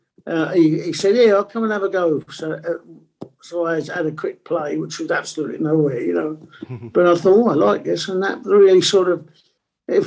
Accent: London, United Kingdom; first language Italian; English is a second language; And I lived in Stoke Newington. I was born in Stonington, I should say, and lived in Haringey

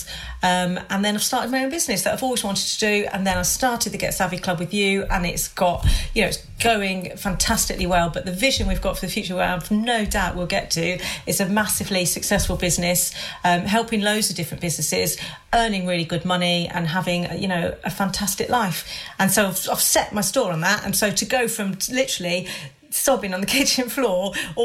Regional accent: Hampshire, South East England, United Kingdom; moved away; I don't live near my family because I grew up in Hampshire. So my family are like 150 miles away.

